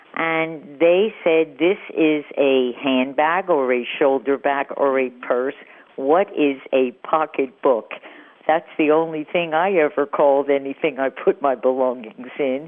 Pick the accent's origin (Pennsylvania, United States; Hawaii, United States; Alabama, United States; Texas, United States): Pennsylvania, United States; Philadelphia; moved away as an adult; also born or lived in Miami, Florida; now in Santa Rosa Beach, United States; growing up in Philadelphia, wherever I went, whether it was school or a party or a trip, throughout the 30 years I lived there